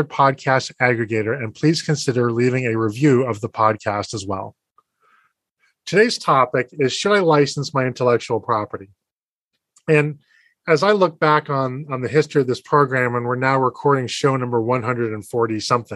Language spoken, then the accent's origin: English; Boston, Massachusetts, United States; based in my hometown of Boston, Massachusetts